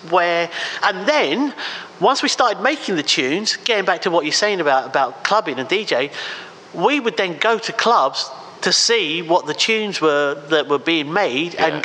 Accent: England, United Kingdom; well, actually, England is my home country. How dare you ask me that?

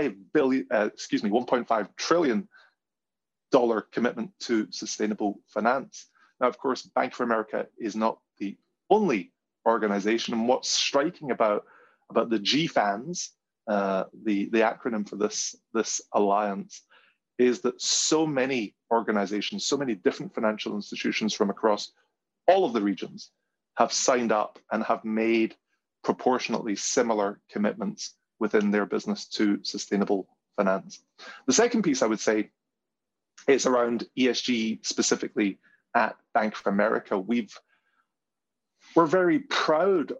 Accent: Glasgow, Scotland, United Kingdom; my hometown in Glasgow

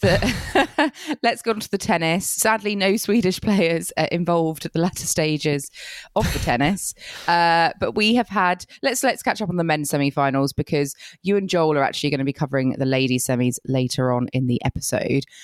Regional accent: United Kingdom; being very British that I am

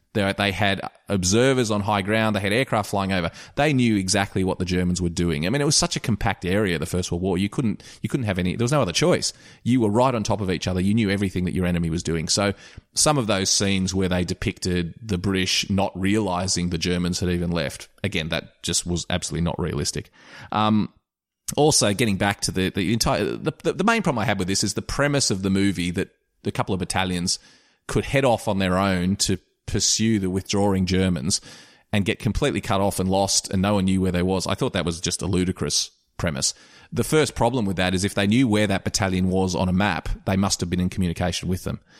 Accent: Australia; I'm an Australian

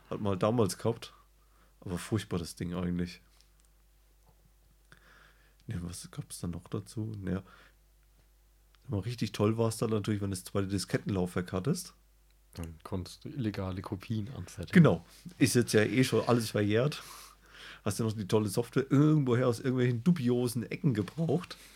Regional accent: West Germany, Germany; born there; Also ich bin zwar im Westen

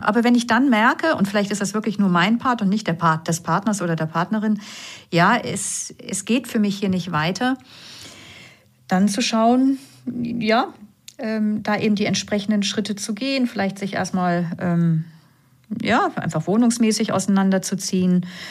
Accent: Northern Germany, Germany; accent: norddeutscher Zungenschlag; now in Vienna, Austria; man hört ja vielleicht meiner Zunge an, ich komme aus Norddeutschland, auch wenn ich jetzt schon 17 Jahre in Wien lebe

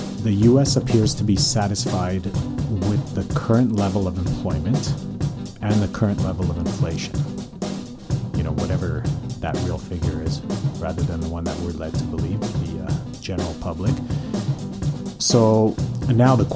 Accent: Calgary, Alberta, Canada; now in North Vancouver, Canada; born and raised in Calgary

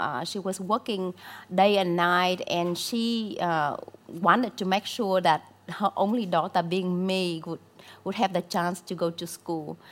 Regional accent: Southern Vietnam, Vietnam; born or raised there; English is a second language; moved away as an adult; also born or lived in near Hanoi, northern Vietnam / Australia

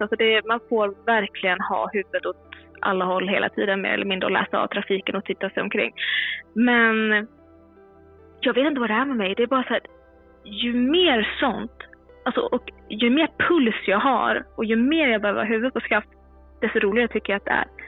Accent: Mora, Dalarna County, Sweden; moved away as an adult; also born or lived in Stockholm; är född och uppvuxen i Mora i Dalarna men med två Göteborgsföräldrar.

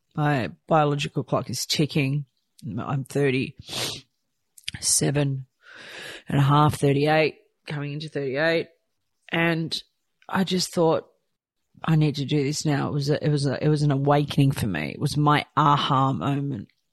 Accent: Croatia; moved away; I was born in Croatia

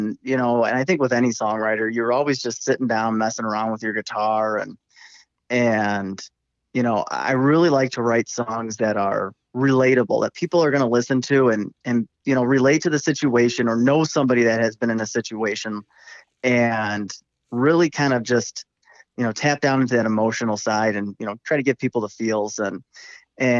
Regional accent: Midwest, United States; accent: twang; I grew up in the Midwest. I've lived here my whole life

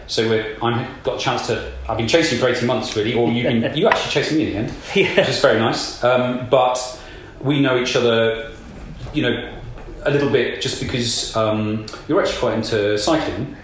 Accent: South Nottinghamshire, East Midlands, United Kingdom; I'm from East Midlands and from South Nottinghamshire

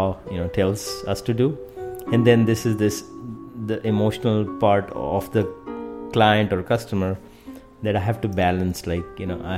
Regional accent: India; moved away; I was born in India

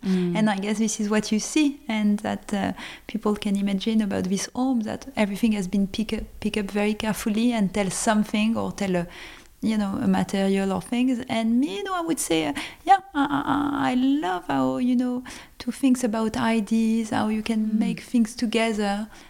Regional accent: Lebanon; born there; I was born in Lebanon. And so, of course, I guess this is also that I felt very French, but I felt very international always.

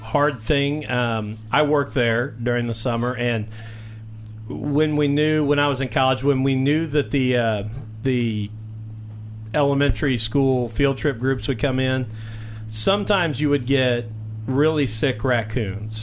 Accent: Mitchell, Indiana, United States; my hometown

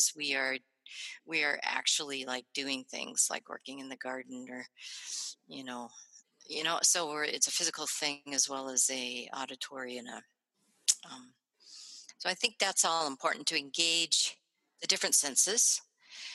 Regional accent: Springfield, Ohio, United States; moved away as an adult; also born or lived in Illinois / Oregon; now in Minnesota, United States; I grew up middle class in Springfield, Ohio

